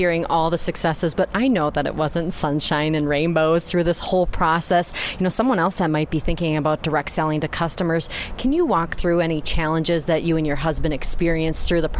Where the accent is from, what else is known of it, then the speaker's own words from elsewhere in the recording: Wisconsin, United States; I'm from Wisconsin